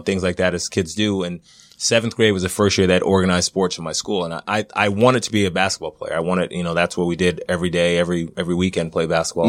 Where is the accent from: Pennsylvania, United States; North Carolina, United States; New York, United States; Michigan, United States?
New York, United States; Middle Island; moved away; I grew up in Middle Island, New York